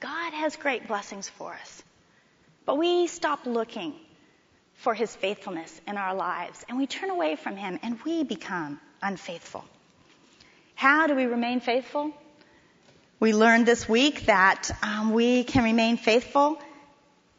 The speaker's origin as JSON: {"language": "English", "town": "Miami", "region": "Florida", "country": "United States", "also_born_or_lived": "Texas", "moved": "as an adult", "said": "When I came to TCU from Miami, Florida, I'd never been to Texas before"}